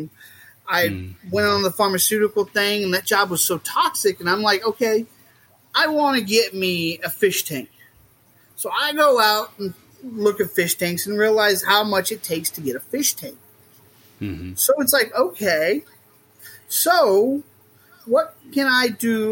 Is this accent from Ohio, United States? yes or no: no; Southwest Missouri, United States; I grew up in Southwest Missouri